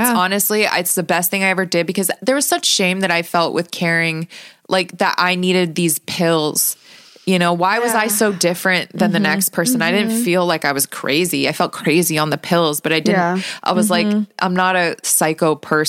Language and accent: English; Las Vegas, Nevada, United States; I'm born and raised in Las Vegas